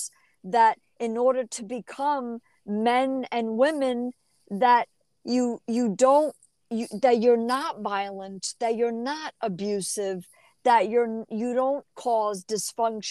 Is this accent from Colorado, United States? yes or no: no; New Jersey, United States; also born or lived in New York; I was raised in New Jersey